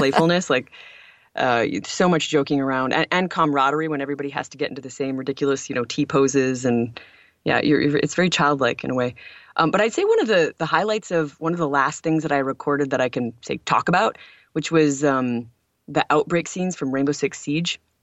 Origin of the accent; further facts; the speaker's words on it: Lawrence, Michigan, United States; I grew up in the United States in a rural town in Upper Michigan called Lawrence